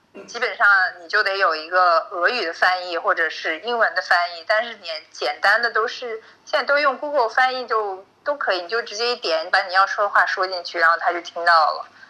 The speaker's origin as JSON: {"language": "Chinese", "region": "Shanxi", "country": "China", "tie": "born or raised there", "also_born_or_lived": "United States", "moved": "as an adult", "lives_now": "Georgia", "said": "我小时候，就是在山西长大的时候"}